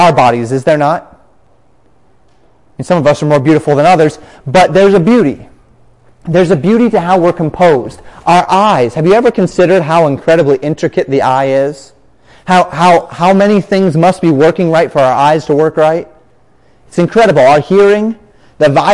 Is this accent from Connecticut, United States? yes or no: no; Colorado, United States; moved away as an adult; also born or lived in Florida; growing up in Colorado, grew up with that fondness in my heart for the Rocky Mountains